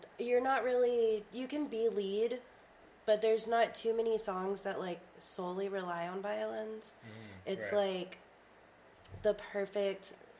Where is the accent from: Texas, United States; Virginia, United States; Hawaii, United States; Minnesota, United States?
Texas, United States; Garland; moved away as an adult; also born or lived in Dallas / Bedford / Fort Worth; So, I am from Garland. I was born in Dallas, and I grew up in Garland, right outside of Dallas. I moved to the Bedford area, maybe like 2017, and just kind of been hopping around the Fort Worth area for the most part.